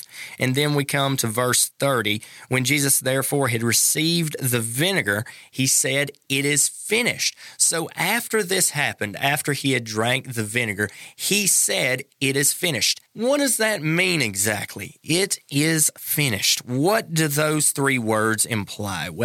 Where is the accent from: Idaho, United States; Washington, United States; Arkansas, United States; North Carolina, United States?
North Carolina, United States; growing up in North Carolina